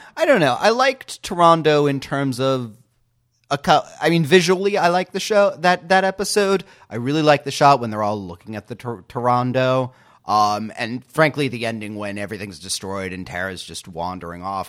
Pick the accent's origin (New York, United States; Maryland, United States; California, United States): New York, United States; New York City; now in Portland, United States; in Brooklyn, and I'm in Portland right now